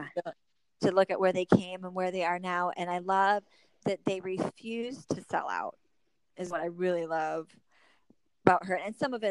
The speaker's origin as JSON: {"language": "English", "region": "Michigan", "country": "United States", "tie": "born or raised there", "moved": "as an adult", "lives_now": "North Carolina, United States", "said": "growing up in Michigan, teachers made very good money"}